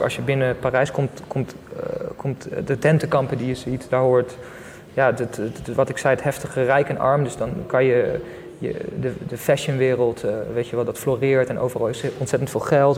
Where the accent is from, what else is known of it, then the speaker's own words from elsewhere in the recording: Leiderdorp, South Holland, Netherlands; moved away as an adult; also born or lived in South India / Friesland; Ik ben geboren in Leiden, Leiden-dorp om precies te zijn